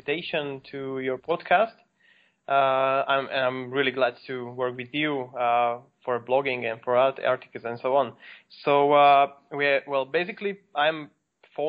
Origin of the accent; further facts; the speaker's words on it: Slovakia; I'm from Slovakia, and basically I'm now in Bratislava, which is the capital of Slovakia.